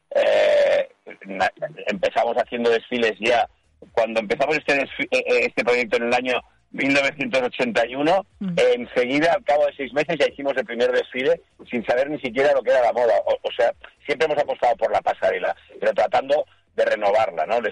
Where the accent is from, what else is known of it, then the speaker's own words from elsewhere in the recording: Lleida, Catalonia, Spain; yo soy de Lérida, yo soy del pueblecito de Lérida de Tren